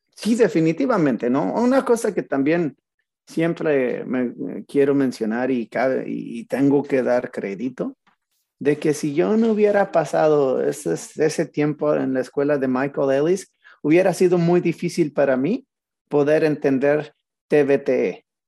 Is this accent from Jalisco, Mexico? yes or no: no; Zacatecas, Mexico; moved away as an adult; crecí en Zacatecas mi primera etapa de mi vida